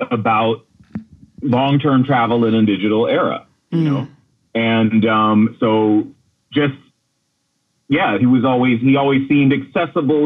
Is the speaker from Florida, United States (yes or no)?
yes; Florida, United States; As a child growing up in Florida in the 80s